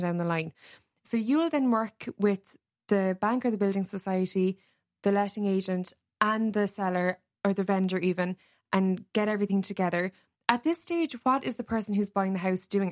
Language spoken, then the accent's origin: English; Cork, Munster, Ireland; now in Dublin, Ireland; I'm from Cork originally